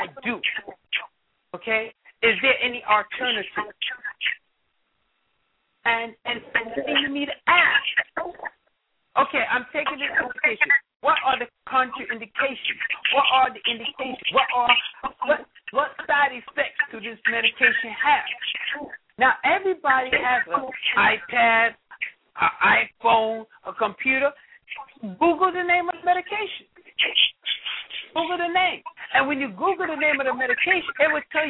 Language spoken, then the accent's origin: English; New York City, New York, United States; Brother Rudolph Muhammad and Dr. Gary Davis and myself, we grew up in Bed-Stuy